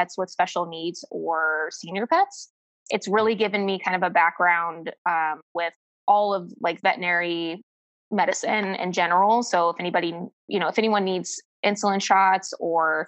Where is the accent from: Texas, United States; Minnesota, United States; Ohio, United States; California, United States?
Ohio, United States; moved away; I'm originally from Ohio